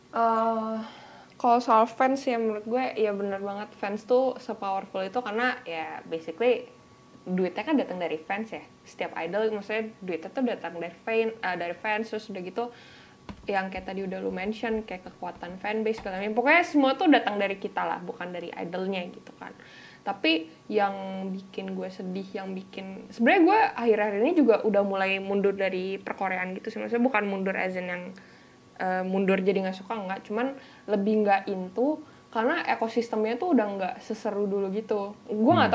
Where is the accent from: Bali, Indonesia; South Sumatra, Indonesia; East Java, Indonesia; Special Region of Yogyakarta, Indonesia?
Bali, Indonesia; accent: Balinese; dulu gue gedenya kan di Bali